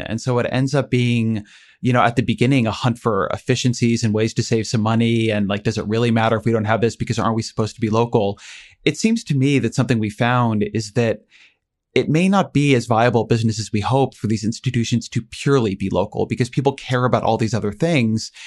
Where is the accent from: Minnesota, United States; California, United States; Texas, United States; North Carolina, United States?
California, United States; Orange County; moved away; I grew up in Orange County, California